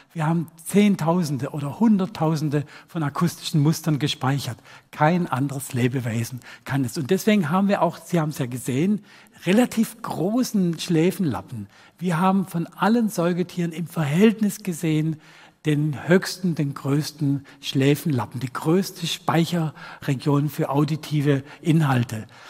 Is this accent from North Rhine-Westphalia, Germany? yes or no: no; Rottweil, Baden-Württemberg, Germany; accent: Swabian; meine Heimatstadt Rottweil